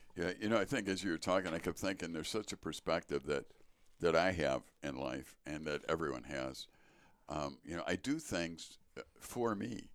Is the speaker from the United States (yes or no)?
yes; Chicago, Illinois, United States; now in Wisconsin, United States; born in Chicago